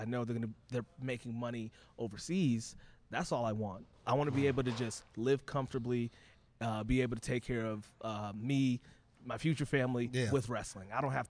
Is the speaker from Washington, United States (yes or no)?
no; Boston, Massachusetts, United States; I'm from Boston.